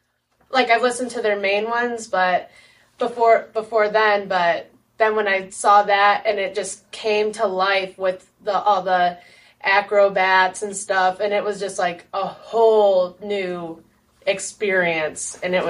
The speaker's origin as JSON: {"language": "English", "region": "Midwest", "country": "United States", "tie": "born or raised there", "said": "growing up in the Midwest, classic rock is like a huge part of the culture here."}